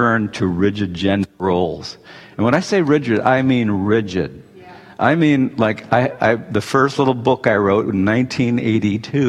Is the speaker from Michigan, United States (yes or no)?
yes; Detroit, Michigan, United States; I grew up in the 1950s in Detroit